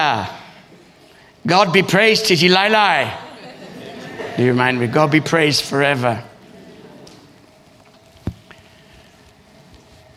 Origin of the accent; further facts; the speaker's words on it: Australia; moved away as an adult; also born or lived in East Africa; now in London, United Kingdom; I grew up in Australia